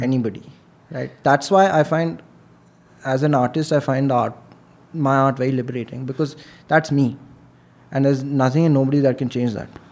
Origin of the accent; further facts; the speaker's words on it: Delhi, India; I am born and brought up in Delhi.